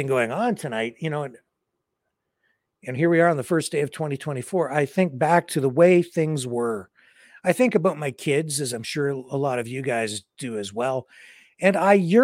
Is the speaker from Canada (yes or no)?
yes; Southwestern Ontario, Canada; I grew up in Southern Ontario, Southwestern Ontario